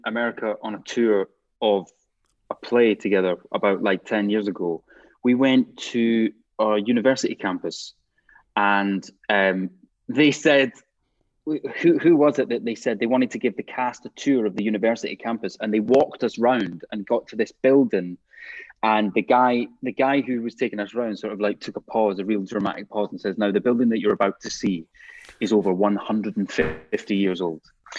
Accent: Scottish Borders, Scotland, United Kingdom; I grew up in the Scottish borders, literally on the border between Scotland and England.

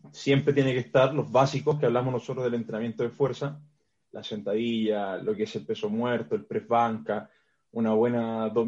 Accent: Chile; also born or lived in Brazil; now in Mexico City, Mexico; Eh, vengo desde Chile, trabajé también un tiempo en Brasil.

